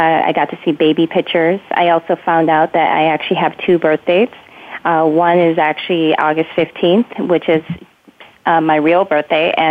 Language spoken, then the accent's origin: English; Minnesota, United States; also born or lived in South Korea; I was actually adopted from South Korea at 3.5 years old and was adopted to Minnesota. Grew up there